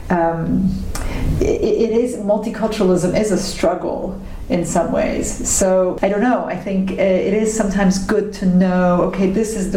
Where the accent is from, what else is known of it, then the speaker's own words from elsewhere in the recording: Romania; also born or lived in United States; now in Germany; I was raised Hungarian, but because I was already born in Romania